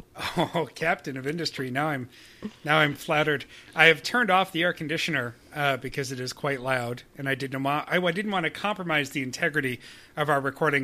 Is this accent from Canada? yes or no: yes; Canada; as a Canadian